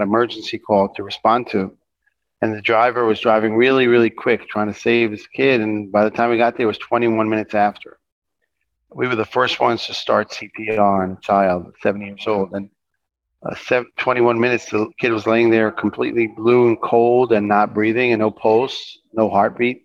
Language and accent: English; Jerusalem, Jerusalem District, Israel; I grew up in Jerusalem